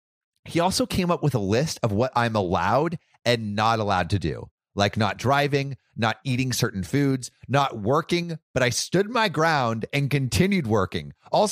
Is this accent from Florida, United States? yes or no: yes; Florida, United States; I swear I know. I'm from Florida.